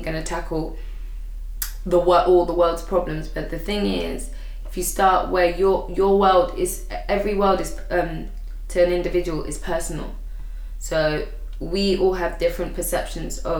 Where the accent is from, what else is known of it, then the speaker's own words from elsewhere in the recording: Uganda; now in United Kingdom; I'm from Uganda, so Uganda in Africa